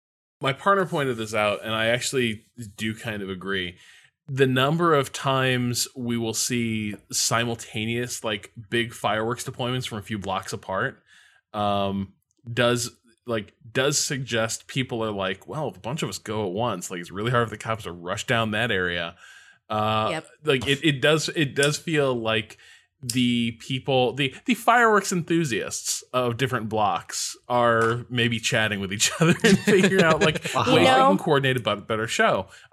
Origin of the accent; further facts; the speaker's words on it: Indiana, United States; I grew up in Indiana.